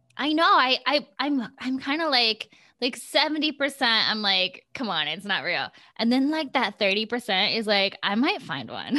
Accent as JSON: {"language": "English", "town": "Gilbert", "region": "Iowa", "country": "United States", "tie": "born or raised there", "also_born_or_lived": "Storm Lake, Iowa", "moved": "as an adult", "lives_now": "Los Angeles, United States", "said": "I grew up in Iowa"}